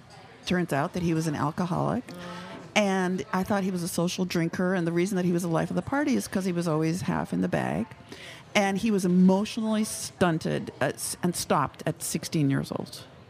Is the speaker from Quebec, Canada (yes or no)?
yes; Montreal, Quebec, Canada; now in California, United States; I grew up in Montreal, Canada.